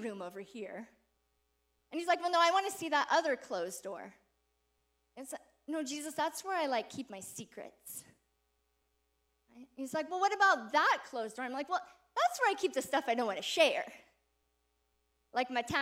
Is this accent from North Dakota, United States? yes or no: no; Seattle, Washington, United States; moved away as an adult; now in Bozeman, United States; we're originally from Seattle. We grew up in Seattle, and Seattle is home for us